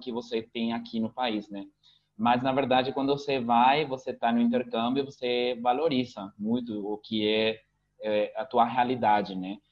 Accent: Asunción, Paraguay; first language Spanish; Portuguese is a second language; also born or lived in Curitiba, Brazil; Meu pai sempre falou, eu se, ele sempre falou pra mim Guarani, mas eu respondi em espanhol, né? Então, aqui é bem comum que aconteça isso, principalmente aqui em Assunção

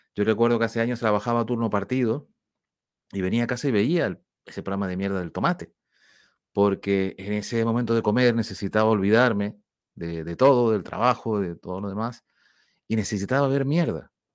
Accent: Spain; now in Canary Islands, Spain; Somos de España, somos de Europa

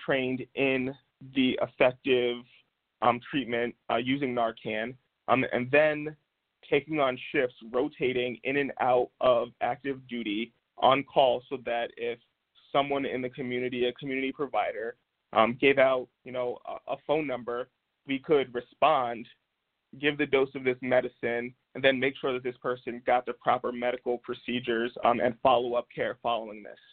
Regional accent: Albany, New York, United States; in my hometown of Albany, New York

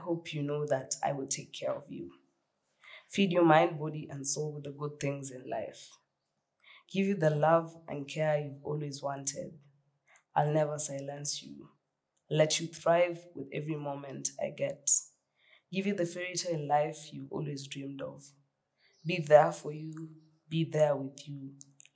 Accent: Nairobi, Kenya; I grew up in Kariobangi North

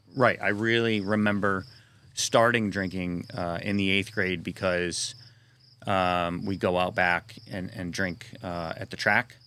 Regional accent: Sacandaga Lake, New York, United States; also born or lived in North Carolina / Broadalbin, New York; I grew up there on the Sacondaga Lake between the Catskills and the Adirondacks.

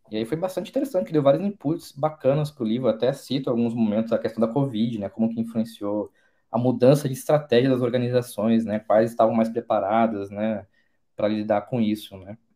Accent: Porto Alegre, Rio Grande do Sul, Brazil; also born or lived in Salvador / Vitória; now in São Paulo, Brazil; Sou gaúcho de Porto Alegre, morei em Salvador, passei bastante tempo em Vitória, Espírito Santo e estou há quatro anos em São Paulo agora.

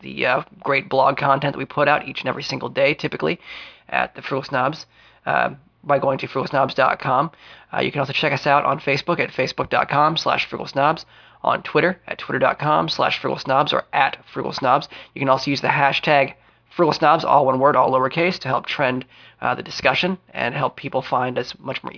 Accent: Frederick, Maryland, United States; Frederick, Maryland, my hometown

